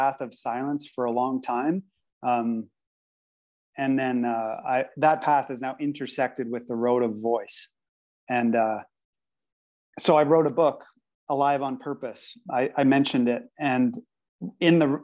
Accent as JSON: {"language": "English", "country": "Canada", "tie": "born or raised there", "said": "I've always been growing up in Canada and lived in Canada"}